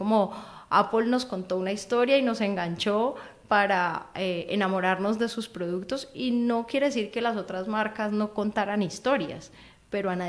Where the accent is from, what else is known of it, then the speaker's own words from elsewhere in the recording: Cali, Valle del Cauca, Colombia; No, soy caleña.